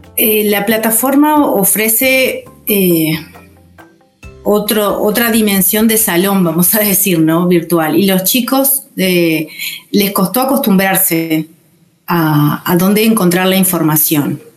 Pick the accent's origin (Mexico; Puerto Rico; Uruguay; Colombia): Uruguay; Rocha; soy de Rocha